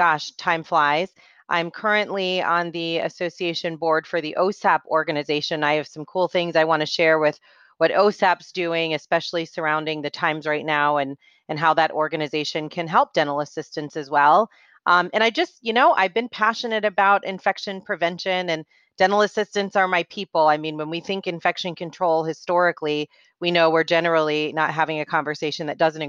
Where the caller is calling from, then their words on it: Atlanta, Georgia, United States; So I am joining you from Atlanta, Georgia.